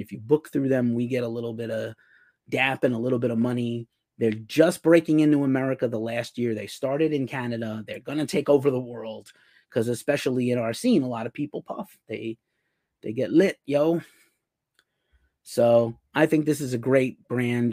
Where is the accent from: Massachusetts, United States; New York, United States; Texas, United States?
New York, United States; New York City; moved away as an adult; the Bronx, my hometown